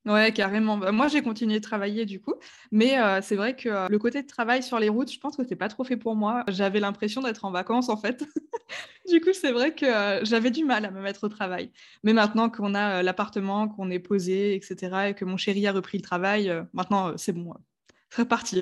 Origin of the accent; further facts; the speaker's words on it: Strasbourg, Grand Est, France; j'ai 28 ans, je viens de Strasbourg, qui est une ville